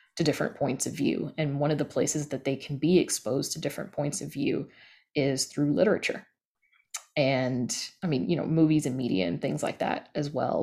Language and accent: English; the South, United States; I grew up in the South and I grew up with hoodoo